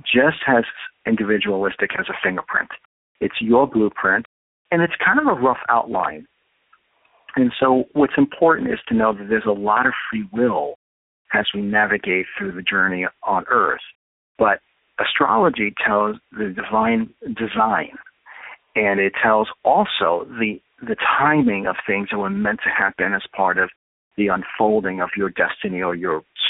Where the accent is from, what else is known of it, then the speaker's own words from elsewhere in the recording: New York City, New York, United States; accent: New York; moved away; you probably can tell I'm a New Yorker from my accent